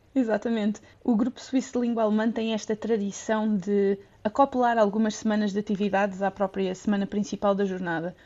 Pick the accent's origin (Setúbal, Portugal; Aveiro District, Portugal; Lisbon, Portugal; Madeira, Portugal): Lisbon, Portugal; moved away; Lisboa é, é o meu sítio, é a minha cidade